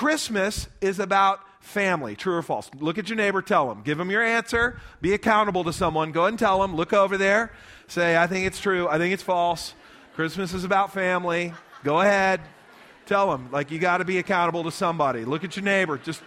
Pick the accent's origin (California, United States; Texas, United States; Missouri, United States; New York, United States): Texas, United States; Lubbock; also born or lived in Midland, Texas; We grew up in Lubbock, met in Lubbock, but we're all from around West Texas